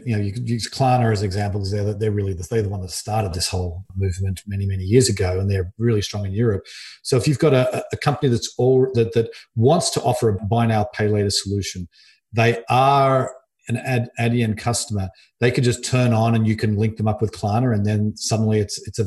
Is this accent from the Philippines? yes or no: no; Australia; moved away; I'm originally from Australia